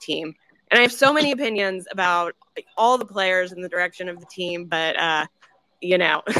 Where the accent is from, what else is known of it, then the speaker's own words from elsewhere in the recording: New Orleans, Louisiana, United States; moved away as an adult; now in St. Louis, United States; I grew up watching the Saints, growing up in New Orleans, with my family every Sunday. But now I live in St. Louis. I moved up here like 20 years ago.